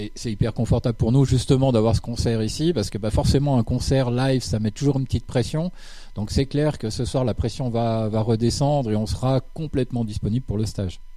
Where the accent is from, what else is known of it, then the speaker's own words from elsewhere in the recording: Switzerland; c'est un groupe suisse. on vient de la région de Lausanne-Fribourg